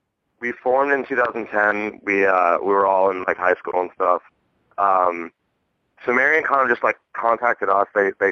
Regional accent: Phoenix, Arizona, United States; Yeah, we are from Phoenix, Arizona.

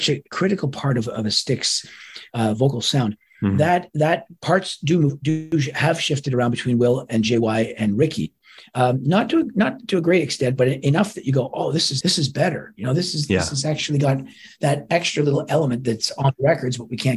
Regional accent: Toronto, Ontario, Canada; my hometown, Toronto.

